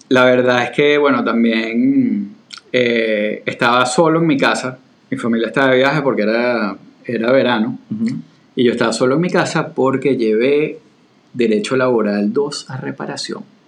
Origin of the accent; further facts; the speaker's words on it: Venezuela; now in Florida, United States; para un venezolano